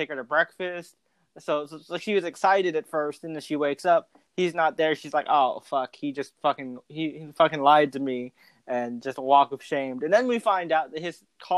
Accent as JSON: {"language": "English", "town": "New York City", "region": "New York", "country": "United States", "said": "as a New Yorker"}